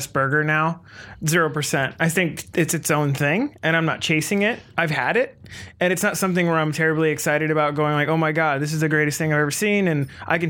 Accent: Olympia, Washington, United States; now in Seattle, United States; I grew up down in Olympia

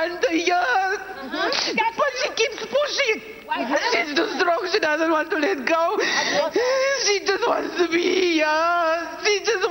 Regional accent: South Africa; I'm from South Africa

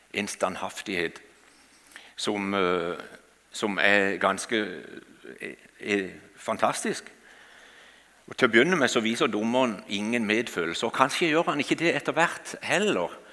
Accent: Kristiansand, Agder, Norway; Jeg kommer fra Flekkerøya utenfor Kristiansand. Og eh, Der har jeg vokst opp, og der bor vi ikke lenger nå.

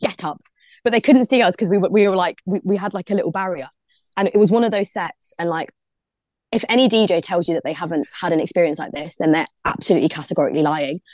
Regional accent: London, United Kingdom; now in Liverpool, United Kingdom; I'm originally from London, from Brixton.

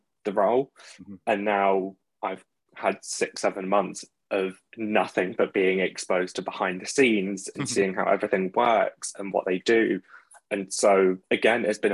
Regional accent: Maidenhead, South East England, United Kingdom; now in London, United Kingdom; currently in North Greenwich in London, but originally from Maidenhead over in Berkshire

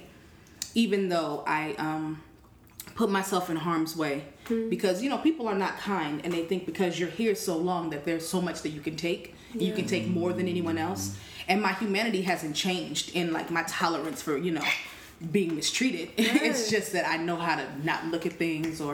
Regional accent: Oakland, California, United States; accent: West Coast; now in Brooklyn, United States; I am from California

